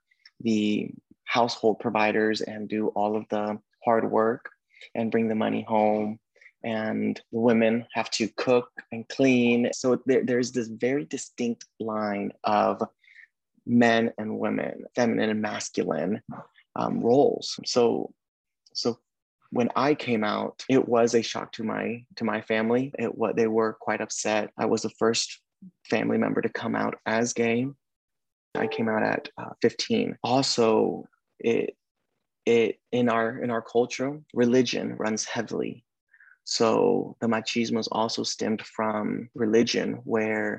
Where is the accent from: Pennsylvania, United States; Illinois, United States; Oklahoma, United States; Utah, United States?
Oklahoma, United States; moved away as an adult; also born or lived in Sacramento, California; now in California, United States; I had the privilege of being born and raised in Oklahoma.